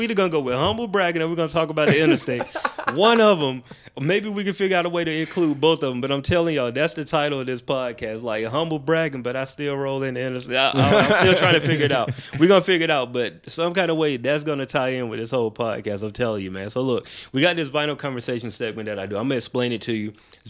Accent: Macon, Georgia, United States; I'm from Macon, Word. Georgia.

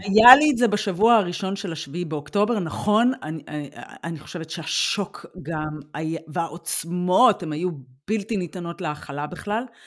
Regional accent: Israel; now in Germany

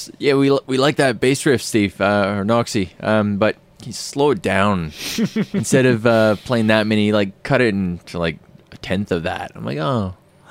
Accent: Nanaimo, British Columbia, Canada; accent: Canadian; moved away as an adult; also born or lived in Winnipeg, Canada; now in Australia; From the west coast of Canada, originally.

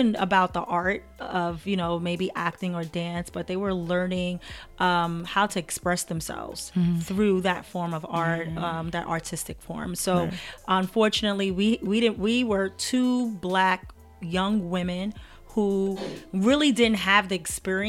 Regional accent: New York City, New York, United States; I am born in Brooklyn. Brooklyn born and bred.

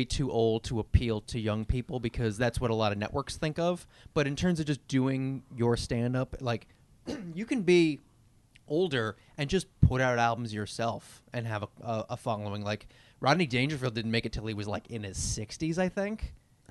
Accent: Long Island, New York, United States; I grew up on Long Island

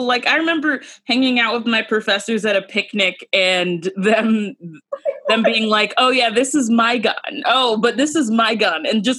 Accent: Georgia, United States; I knew some Asian gun nuts growing up in Georgia.

